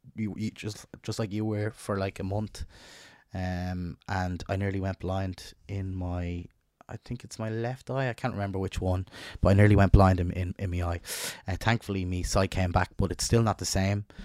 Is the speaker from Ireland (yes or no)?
yes; Dublin, Leinster, Ireland; where I grew up in North Dublin